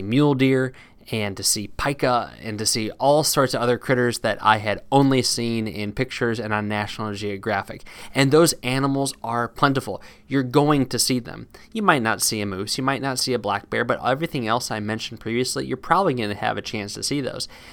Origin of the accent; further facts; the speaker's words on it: Midwest, United States; moved away; also born or lived in East Coast, United States; I had been used to growing up in the Midwest and living on the East Coast